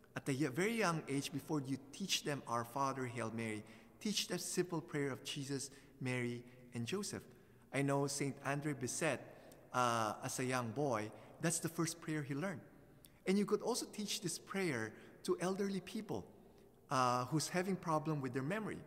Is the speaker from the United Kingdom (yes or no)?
no; Philippines; moved away; when I was growing up in the Philippines as a teenager